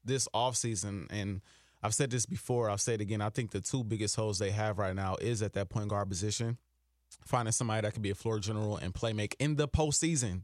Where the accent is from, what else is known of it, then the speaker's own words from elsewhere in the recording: Milwaukee, Wisconsin, United States; moved away as an adult; now in Minnesota, United States; I grew up in Milwaukee, Wisconsin